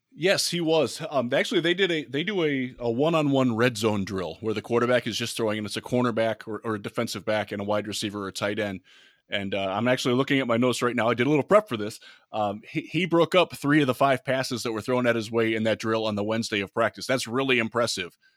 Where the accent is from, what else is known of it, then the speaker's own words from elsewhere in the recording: Cleveland, Ohio, United States; I grew up in Cleveland